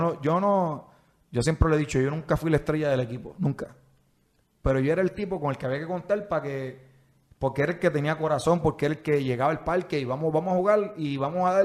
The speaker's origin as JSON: {"language": "Spanish", "town": "San Juan", "country": "Puerto Rico", "tie": "born or raised there", "said": "Nací en el Auxilio Mutuo, pero mis primeros años los di en el sector Playita en Villa Palmera, en Santurce"}